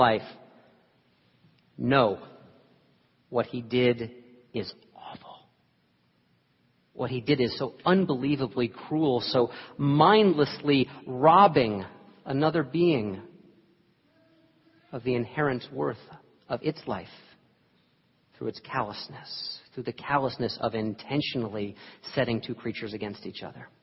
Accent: New York, United States; moved away; I was born in New York

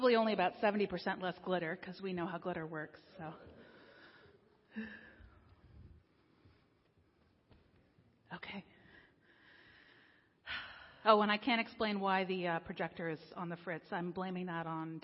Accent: King of Prussia, Pennsylvania, United States; also born or lived in Delaware County, Pennsylvania / Washington, D.C.; I grew up in King of Prussia nearby

